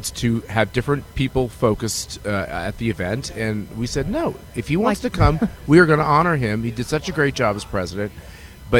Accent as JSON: {"language": "English", "region": "Kansas", "country": "United States", "said": "I'm from Kansas"}